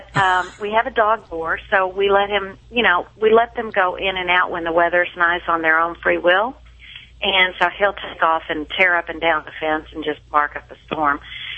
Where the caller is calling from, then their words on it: Frisco, Texas, United States; Frisco, Texas.